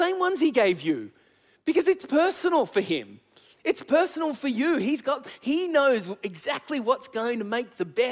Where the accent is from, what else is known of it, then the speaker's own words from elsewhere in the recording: Sydney, New South Wales, Australia; also born or lived in Adelaide; we needed to come home back to Sydney